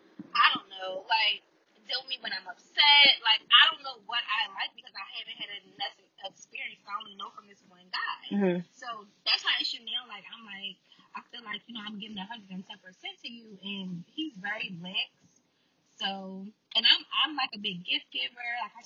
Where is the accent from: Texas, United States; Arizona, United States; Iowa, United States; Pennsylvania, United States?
Pennsylvania, United States; Philadelphia; I'm from West Philly, but I want to live in.